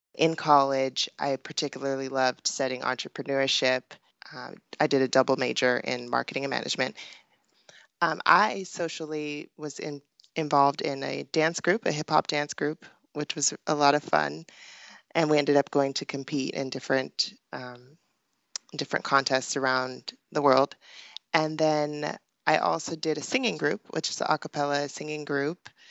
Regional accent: Pasadena, California, United States; also born or lived in Hollywood, California; I was born in Hollywood, California, and grew up in Pasadena

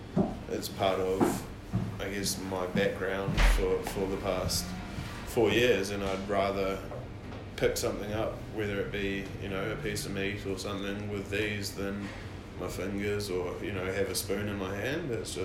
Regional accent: New Zealand; Like, I'm a Kiwi

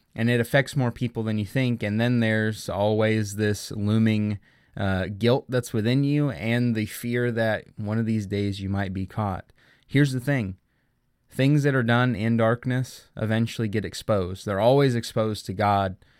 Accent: Oklahoma, United States; the Oklahoma City Thunder, a team who I've been with since they arrived in my home state

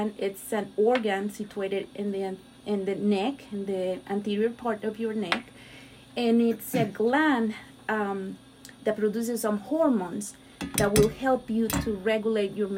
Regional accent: Mexico; moved away as an adult; also born or lived in Miami Beach, Florida; now in United States; I'm Mexican. So I was born and raised in Mexico

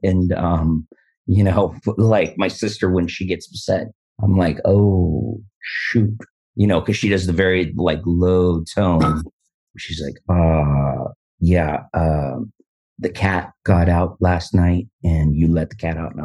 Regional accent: San Diego, California, United States; also born or lived in Huntington Beach / Eureka; I grew up in San Diego

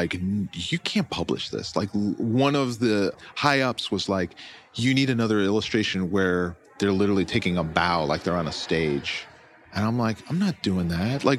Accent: Florida, United States; I grew up in Florida

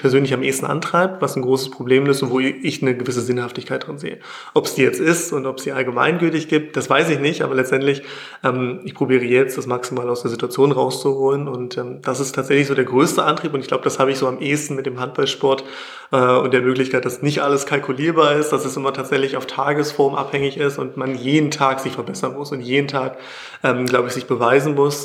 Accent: near Magdeburg, Saxony-Anhalt, Germany; Ich komme aus der Nähe von Magdeburg

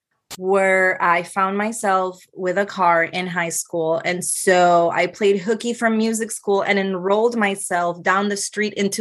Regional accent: Ponce, Puerto Rico; also born or lived in Mayagüez, Puerto Rico / San Juan, Puerto Rico; I am from Ponce, so it is south of the island

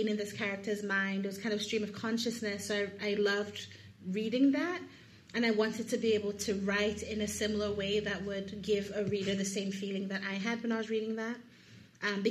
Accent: Lagos, Nigeria; moved away as an adult; also born or lived in United States; I'm from Lagos, Nigeria, and I was home for 7 months

